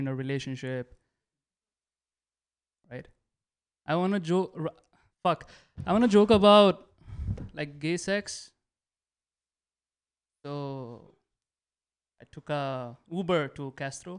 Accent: India; moved away as an adult; now in United States; I'm so Indian

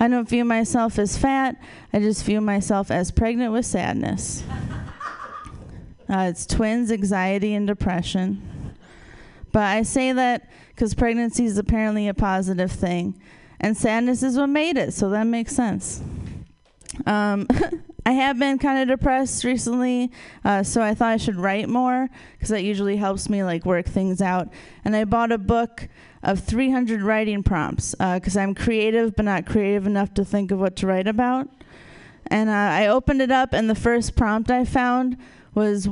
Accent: Wisconsin, United States; moved away; I'm originally from Wisconsin

